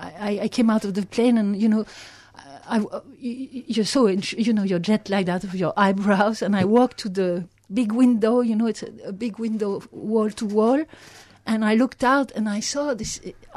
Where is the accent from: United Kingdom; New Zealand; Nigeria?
United Kingdom; South East England; also born or lived in London; And I was brought up in Sussex in the south of England, and I was born in London.